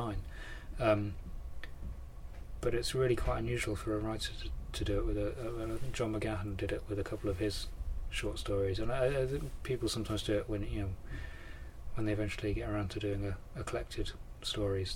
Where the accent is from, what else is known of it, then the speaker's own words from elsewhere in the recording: Thetford, East of England, United Kingdom; I was growing up in Thetford, in South Norfolk